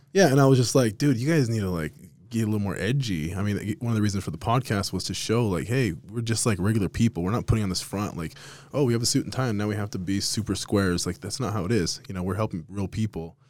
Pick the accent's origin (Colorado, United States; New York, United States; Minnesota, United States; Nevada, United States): Nevada, United States; Las Vegas; now in Utah, United States; I'm from Vegas originally